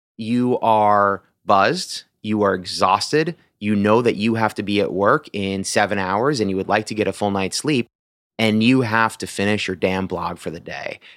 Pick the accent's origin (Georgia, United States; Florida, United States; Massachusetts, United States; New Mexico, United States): Massachusetts, United States; moved away as an adult; also born or lived in New York; now in Washington, D.C., United States; I was born in New York, uh, moved to Massachusetts when I was eight years old